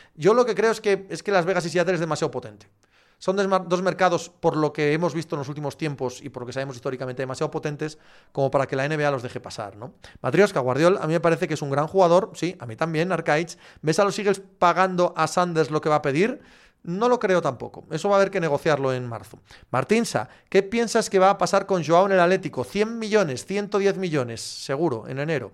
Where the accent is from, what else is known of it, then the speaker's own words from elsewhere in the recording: Cangas del Narcea, Asturias, Spain; Soy de Asturias, pero del suroccidente, que los que sois del centro, que habláis como Yes de Asturias, ling, tal, no somos exactamente lo mismo. Soy de Cangas de Narcea.